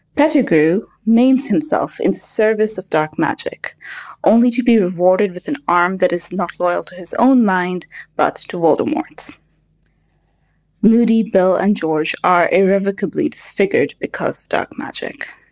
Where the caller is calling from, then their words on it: Kuwait; I'm calling from Kuwait